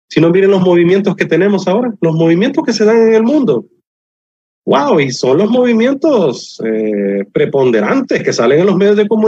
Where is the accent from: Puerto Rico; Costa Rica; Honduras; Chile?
Honduras; Bella es mi tierra, Honduras.